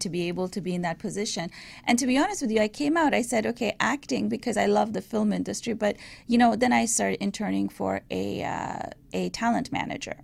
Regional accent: Iran; moved away; I was raised in Iran

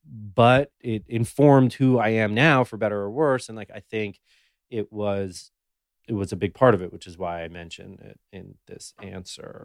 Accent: New York City, New York, United States; I was born and raised in New York City on the Upper East Side

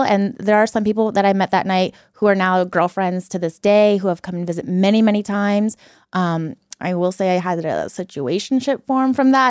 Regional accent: Washington, United States; moved away as an adult; now in San Diego, United States; I was born and raised in Washington my whole life, lived there.

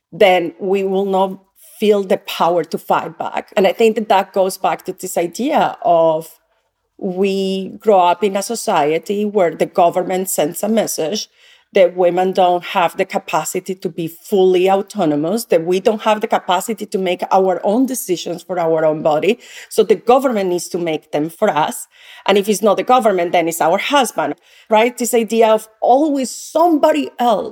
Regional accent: Yopal, Casanare, Colombia; moved away; I grew up in a small town called Yopal in the state of Casanare

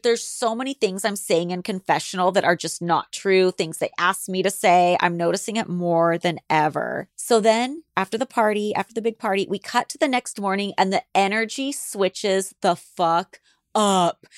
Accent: Alaska and the Pacific Northwest, United States; also born or lived in California; now in Los Angeles, United States; I grew up in Alaska and the Pacific Northwest where it was raining all the time.

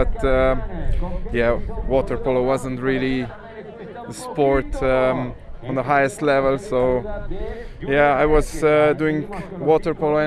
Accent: Slovenia; I'm from Slovenia

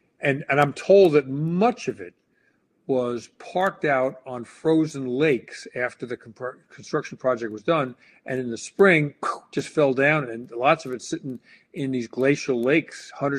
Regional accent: United States; And I have to apologize because, you know, I'm an American.

